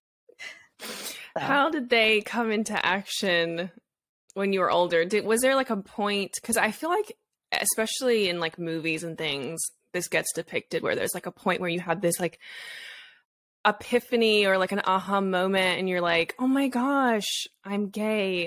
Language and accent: English; Australia; moved away; I grew up in Australia, so it's very different there